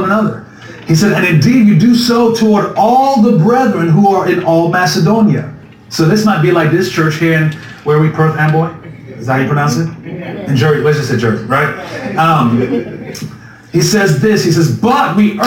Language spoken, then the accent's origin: English; U.S. Virgin Islands; moved away; I grew up in the Virgin Islands, that a tiny island where it's what, 32 square miles